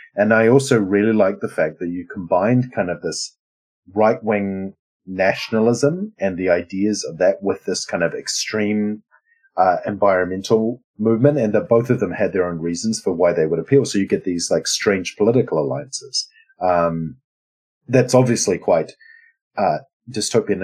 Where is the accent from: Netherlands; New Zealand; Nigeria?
New Zealand; now in Sweden; I'm a New Zealander living in Sweden, uh, who's uh, like part Lebanese